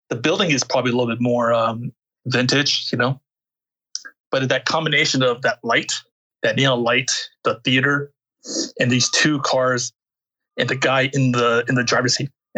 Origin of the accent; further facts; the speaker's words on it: United States; I'm not like really your typical American either, you know. You know, I'm Korean American